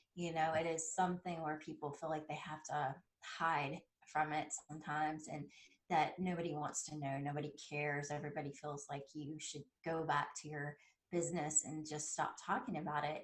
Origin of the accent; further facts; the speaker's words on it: South Carolina, United States; originally, I am from South Carolina, and uh, we grew up about 30 minutes away from where they hold the Masters golf tournament